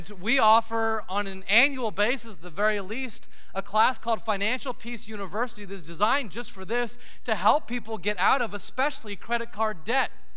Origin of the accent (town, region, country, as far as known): United States